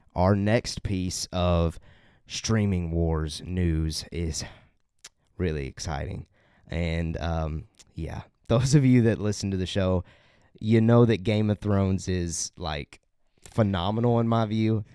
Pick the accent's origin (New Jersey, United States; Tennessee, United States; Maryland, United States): Tennessee, United States; we're we're from Tennessee